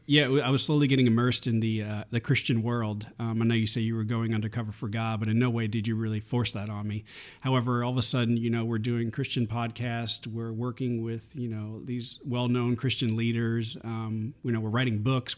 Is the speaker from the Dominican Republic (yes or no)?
no; New York, United States; moved away as an adult; I was born and raised in New York